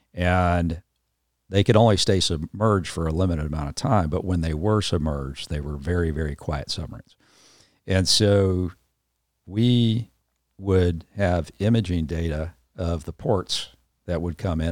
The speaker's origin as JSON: {"language": "English", "town": "Los Angeles", "region": "California", "country": "United States", "tie": "born or raised there", "also_born_or_lived": "Atlanta, Georgia", "moved": "yes", "said": "I grew up in Southern California, um, was the kind of, you know, San Fernando Valley kid"}